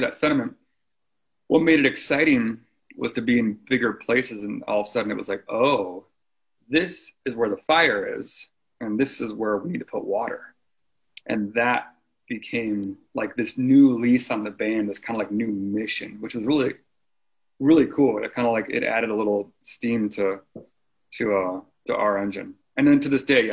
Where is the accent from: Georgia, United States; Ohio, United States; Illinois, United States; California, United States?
Illinois, United States; Chicago; a kid growing up in Chicago